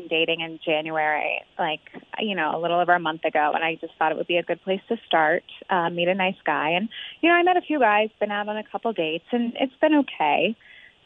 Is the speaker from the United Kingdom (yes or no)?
no; Cincinnati, Ohio, United States; We're both from the West Side. We both love the Bengals and the Reds, and we both graduated with degrees in marketing from UC